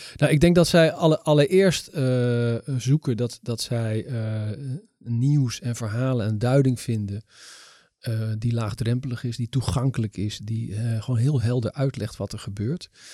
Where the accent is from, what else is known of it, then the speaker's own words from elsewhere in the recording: Netherlands; ik ben toch een Nederlandse jongen